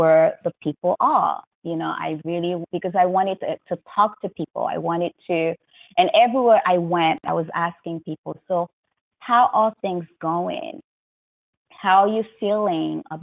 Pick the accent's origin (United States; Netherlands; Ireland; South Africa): United States; New York; I'm from New York